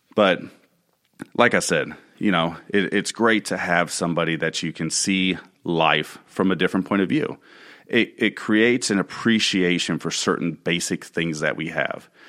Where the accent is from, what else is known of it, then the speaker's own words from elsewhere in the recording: United States; also born or lived in Spring Hill; As American citizens